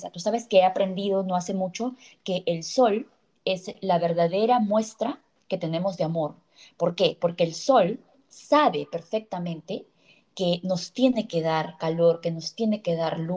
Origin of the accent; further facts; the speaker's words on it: Cusco, Peru; la magia espiritual que tenemos como cultura que tenemos como peruanos, que tenemos como cusqueños.